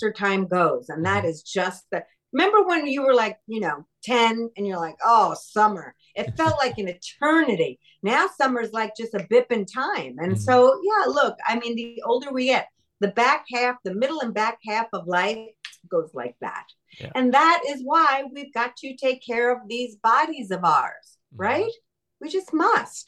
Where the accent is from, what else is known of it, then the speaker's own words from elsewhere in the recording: New York, United States; When I was growing up in New York